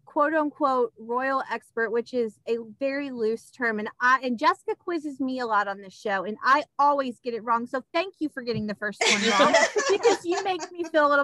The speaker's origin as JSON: {"language": "English", "country": "United States", "said": "us Americans don't know what a BUTTY is."}